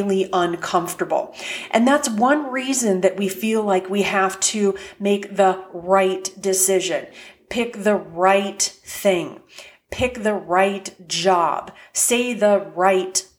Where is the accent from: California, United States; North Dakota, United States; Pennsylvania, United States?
North Dakota, United States; Fargo; I grew up in Fargo, North Dakota